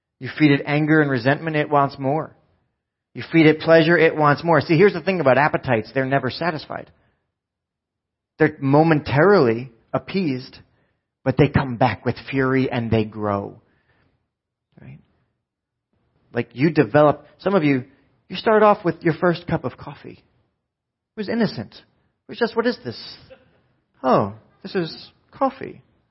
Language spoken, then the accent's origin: English; New Jersey, United States; we're from Jersey